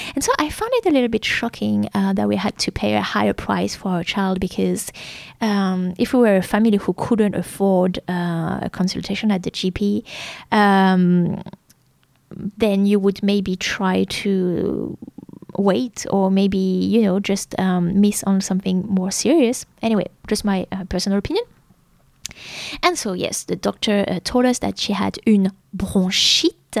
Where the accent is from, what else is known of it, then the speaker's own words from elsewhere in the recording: France; English is a second language; moved away as an adult; now in Melbourne, Australia; a small town like my hometown is, uh, well, doctors are not open on the weekend and pharmacies are closed